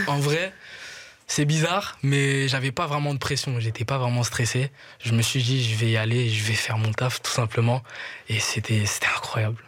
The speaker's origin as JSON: {"language": "French", "region": "Kinshasa", "country": "DR Congo", "tie": "born or raised there", "moved": "as an adult", "lives_now": "Brussels, Belgium", "said": "J'ai grandi là-bas"}